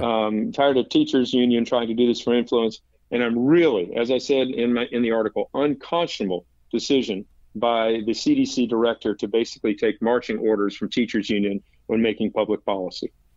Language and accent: English; Raleigh, North Carolina, United States; when I grew up in Raleigh